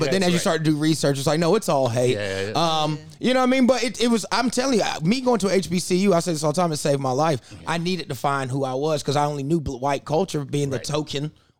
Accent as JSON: {"language": "English", "region": "South Carolina", "country": "United States", "tie": "born or raised there", "said": "And I'm black from South Carolina."}